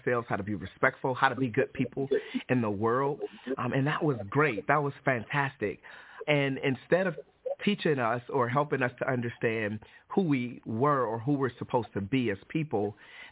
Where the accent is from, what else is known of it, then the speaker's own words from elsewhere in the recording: Detroit, Michigan, United States; moved away; also born or lived in Alabama; I'm originally from Detroit, Michigan. I grew up in Detroit, Michigan as a non-Christian and moved to Alabama